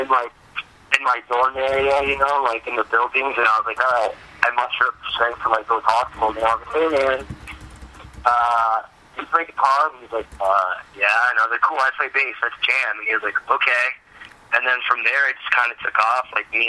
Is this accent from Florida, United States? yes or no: yes; Miami, Florida, United States; moved away as an adult; also born or lived in Puerto Rico / Dominican Republic / Germany; now in Lansing, United States; I was born in Puerto Rico and stayed there for a little bit, and then moved to Dominican Republic and lived there for a while, and then moved to Germany, and then finally ended up in Miami, Florida, where I lived until I was about 18